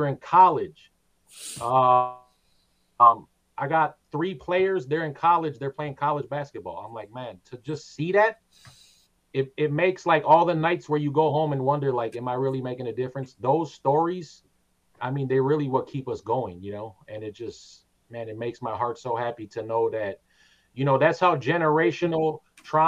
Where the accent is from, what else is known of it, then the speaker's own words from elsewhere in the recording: Twin Cities, Minnesota, United States; I grew up in the Twin Cities